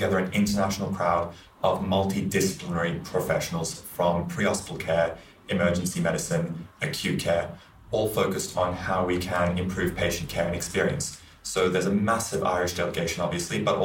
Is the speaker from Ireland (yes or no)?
no; Australia; also born or lived in London, United Kingdom; I'm a paramedic from Australia and I've been spending the past 6 months in London, UK